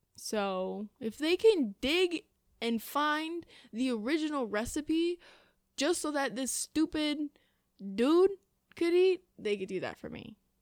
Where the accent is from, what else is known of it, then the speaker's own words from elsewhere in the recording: Illinois, United States; moved away as an adult; now in Indiana, United States; I am from Illinois.